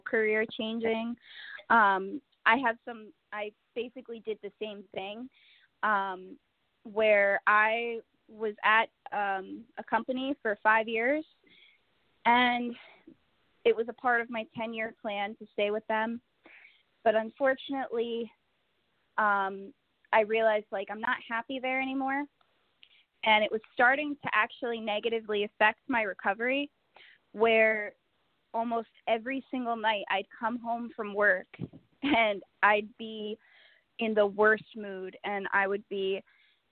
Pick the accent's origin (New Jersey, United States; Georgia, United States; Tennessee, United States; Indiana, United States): New Jersey, United States; Waldwick; I work in my hometown, which is Waldwick. So I get to see a lot of people that I went to high school